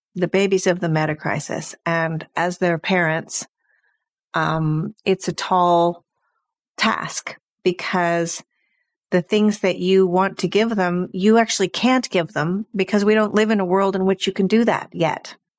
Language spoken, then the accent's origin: English; California, United States; now in Sweden; I grew up um in California in the 70s